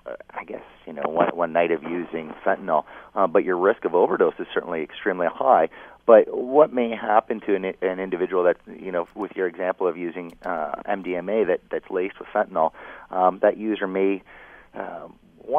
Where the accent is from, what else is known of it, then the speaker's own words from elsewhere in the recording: Kitchener, Ontario, Canada; I grew up in Kitchener